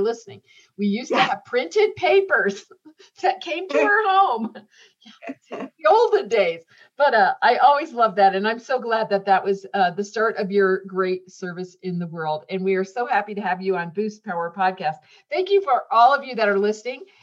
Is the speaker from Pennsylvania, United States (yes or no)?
no; Indiana, United States; I grew up in Indiana